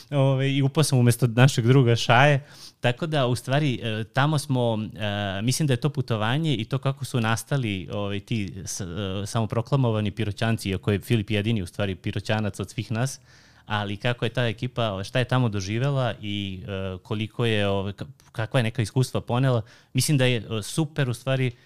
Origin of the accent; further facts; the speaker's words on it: Pirot, Southern and Eastern Serbia, Serbia; ja sam iz Pirota, pa da, da ono, volio sam da, kao da vam predstavim ovo, malo gastronomiju Pirota